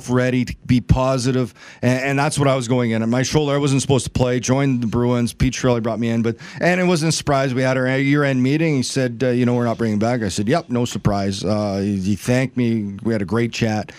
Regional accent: Neepawa, Manitoba, Canada; my Neepawa, a town of about 4,000 people, 2 hours away. I was taking it to my hometown.

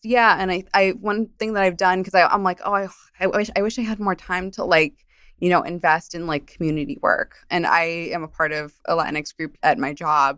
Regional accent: New Jersey, United States; also born or lived in Colombia; I grew up in New Jersey

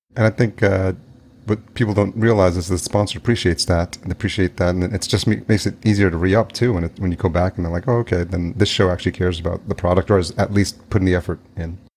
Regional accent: New York, United States; also born or lived in El Salvador; now in Minneapolis, United States; I grew up in New York, so I have somewhat of thick skin, but to the point where I, like, don't say hi to people on the street here in Minneapolis

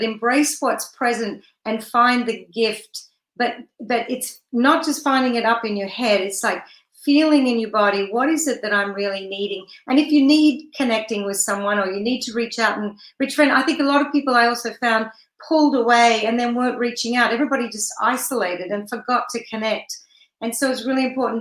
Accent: Australia; moved away as an adult; now in United States; I'm from Australia

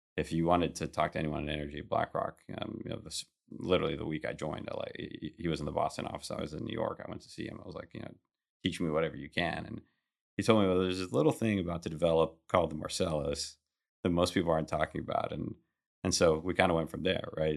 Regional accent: Kuwait; moved away; I was born in Kuwait.

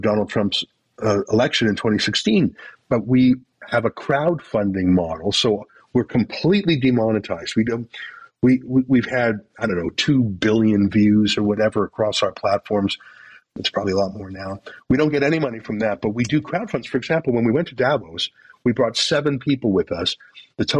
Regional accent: Canada; I'm Canadian

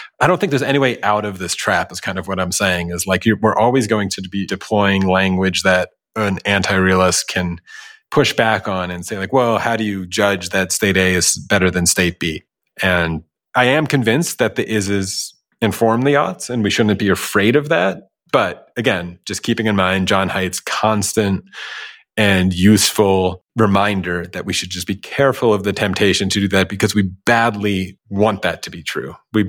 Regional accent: United States; as an American who grew up seeing women showing their hair.

